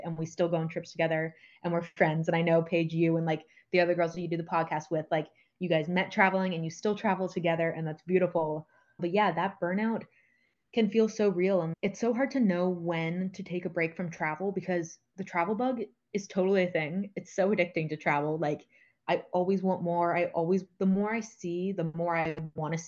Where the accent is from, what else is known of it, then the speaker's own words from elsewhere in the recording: United States; moved away; I'm from the United States